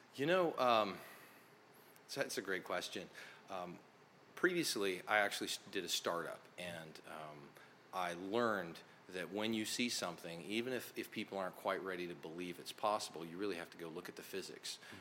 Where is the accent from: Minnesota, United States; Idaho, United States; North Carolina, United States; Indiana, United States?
Idaho, United States; North; So I grew up, I'm a kid from North Idaho silver mines.